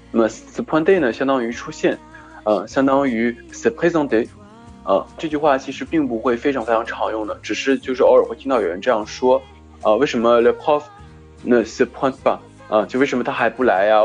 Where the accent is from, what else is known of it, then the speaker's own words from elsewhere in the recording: France; 我们法国人的口语经常会说